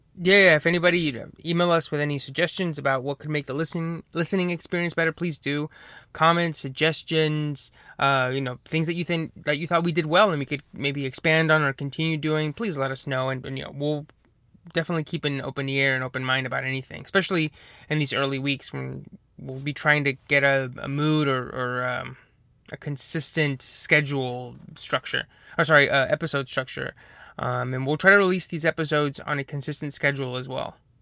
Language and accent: English; Asheboro, North Carolina, United States; moved away as an adult; now in Raleigh, United States; we're, we're both from Ashboro, and, uh, yeah, uh, we graduated from high school in twenty eleven